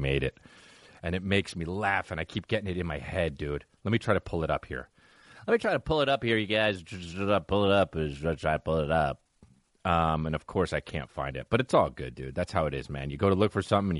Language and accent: English; New Jersey, United States; I'm from New Jersey